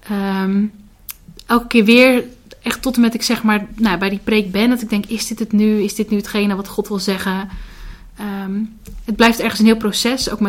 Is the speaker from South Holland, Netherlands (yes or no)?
yes; Hardinxveld, South Holland, Netherlands; Ik kom uit Hardingsveld, dus dat ligt ook een stukje onder Rotterdam.